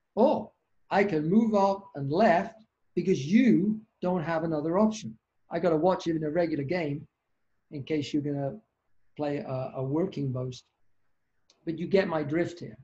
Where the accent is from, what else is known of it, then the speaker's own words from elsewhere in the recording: United Kingdom; also born or lived in Canada; now in Boston, United States; I'm a Brit